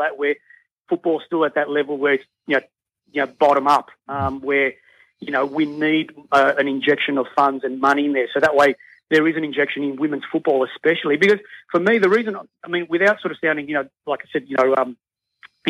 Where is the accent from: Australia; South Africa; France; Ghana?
Australia; Melbourne, Victoria; moved away; I come from Melbourne